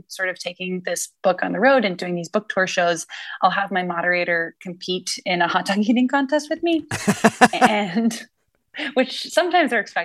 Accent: New England, United States; I'm from New England

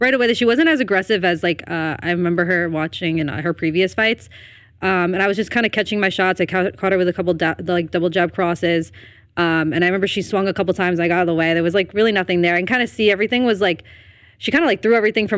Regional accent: Elmwood Park, New Jersey, United States; I'm from Elmwood Park, New Jersey

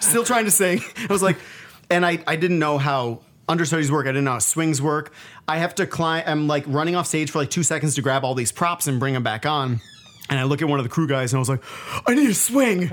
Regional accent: Buffalo, New York, United States; Growing up in Buffalo

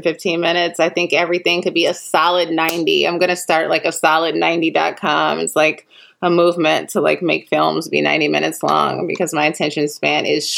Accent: Chicago, Illinois, United States; now in Los Angeles, United States; I'm from Chicago where we have Garrett's popcorn

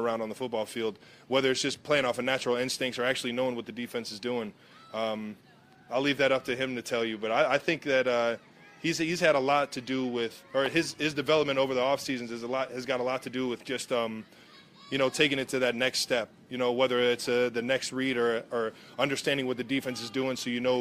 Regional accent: Cleveland, Ohio, United States; now in Kansas City, United States; up in Cleveland in my hometown

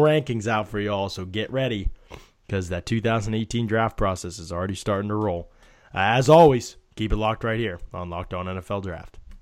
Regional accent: near Pittsburgh, Pennsylvania, United States; I grew up near Pittsburgh

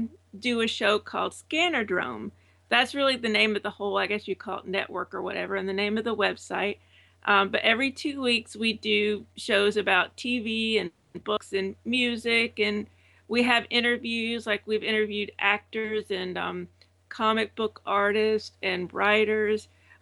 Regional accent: Savannah, Georgia, United States; also born or lived in Alabama; now in Florida, United States; I'm originally from Savannah, Georgia, but I've made the trek to Alabama, and then now I'm in Florida.

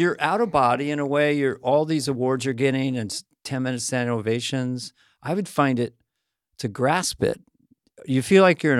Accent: Montana, United States; We're from Montana.

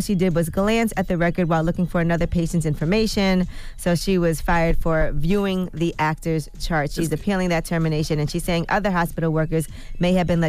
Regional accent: Brooklyn, New York, United States; Plus, they film it in Brooklyn. I'm from Brooklyn. A lot of places I watch on the show is familiar to me.

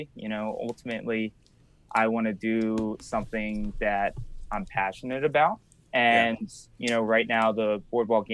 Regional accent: Wildwood, New Jersey, United States; where I'm from Wildwood, New Jersey

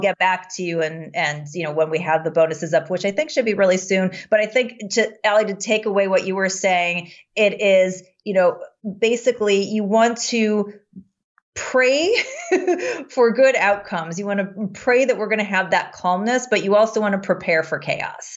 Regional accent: United States; as an American

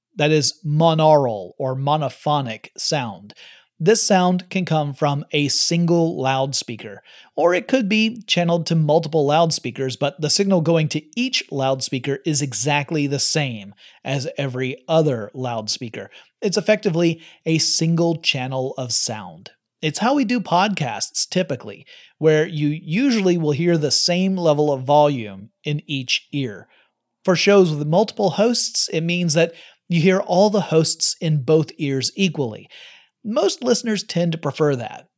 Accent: Georgia, United States; growing up in Georgia

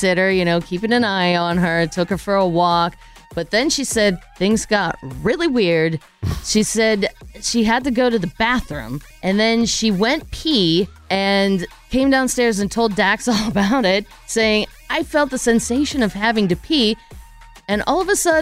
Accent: Pittsburgh, Pennsylvania, United States; Pittsburgh, PA, my hometown

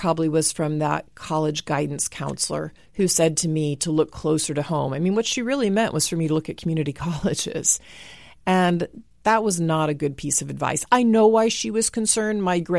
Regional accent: Dallas, Texas, United States; growing up in Dallas, there were these drill teams who performed at halftime.

